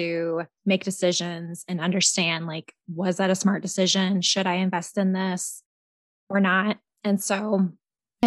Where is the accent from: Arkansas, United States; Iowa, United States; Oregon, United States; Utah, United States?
Iowa, United States; Williamsburg; I'm from Williamsburg, Iowa, also an Iowan just like you